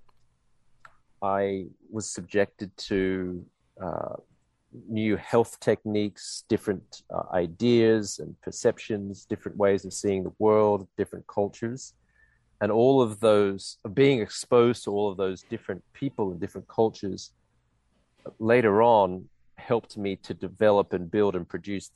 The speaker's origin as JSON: {"language": "English", "town": "Brisbane", "region": "Queensland", "country": "Australia", "tie": "born or raised there", "moved": "as an adult", "said": "growing up in Brisbane, Australia"}